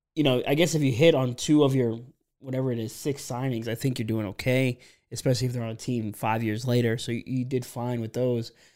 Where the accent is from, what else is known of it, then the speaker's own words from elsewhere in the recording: Pennsylvania, United States; I grew up in Pennsylvania, so I was around a lot of Eagles fans as a young kid